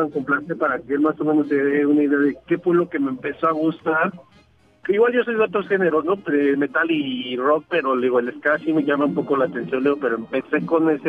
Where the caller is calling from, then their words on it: State of Mexico, Mexico; De, en en Estado de México.